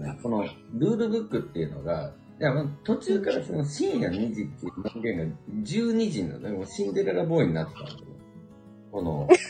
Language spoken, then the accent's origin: Japanese; Tokyo, Japan; moved away as an adult; also born or lived in Kyushu; now in Okayama, Japan; 出身東京